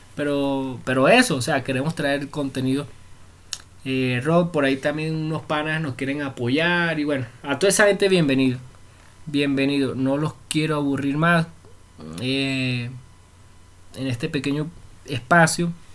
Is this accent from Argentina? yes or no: no; Venezuela; moved away as an adult; now in Bogotá, Colombia; somos de Venezuela. Así hablamos nosotros